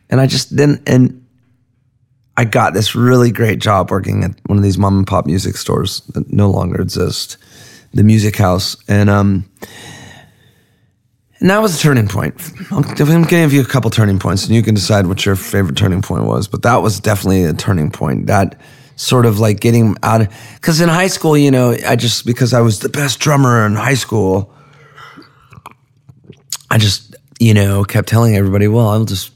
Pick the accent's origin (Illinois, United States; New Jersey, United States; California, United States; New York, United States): California, United States; Laguna Beach; also born or lived in Venice, Los Angeles; I grew up in Laguna Beach